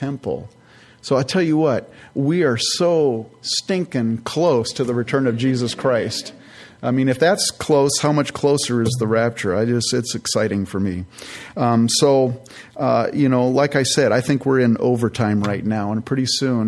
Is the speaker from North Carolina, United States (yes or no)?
no; Northern California, United States; moved away; I grew up in California, in Northern California